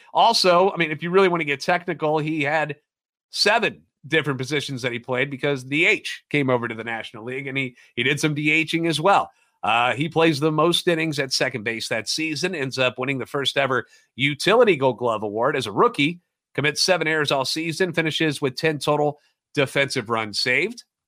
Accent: St. Louis, Missouri, United States; born and raised in the Loop

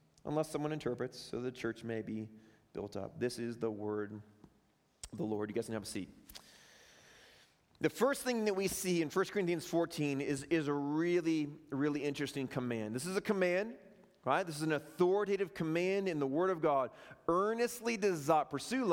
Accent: Chicago, Illinois, United States; moved away; I'm from Chicago

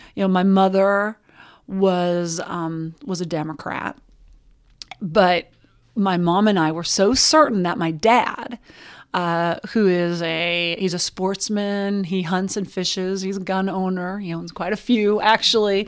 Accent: Butte, Montana, United States; I grew up in Butte, Montana.

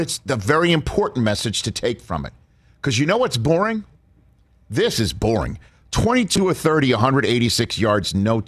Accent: New York, United States; I'm from New York

